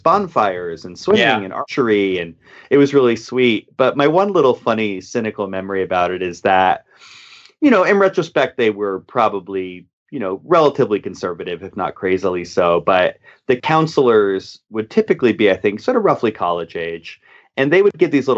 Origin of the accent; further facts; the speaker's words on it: upstate New York, United States; we live with my mom and we move further in upstate New York.